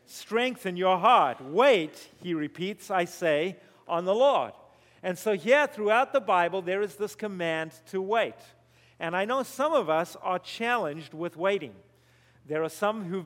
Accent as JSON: {"language": "English", "country": "Zimbabwe", "tie": "born or raised there", "also_born_or_lived": "South Africa", "moved": "yes", "said": "you're going to hear a strange accent while I'm up here. That's because I was born in Zimbabwe"}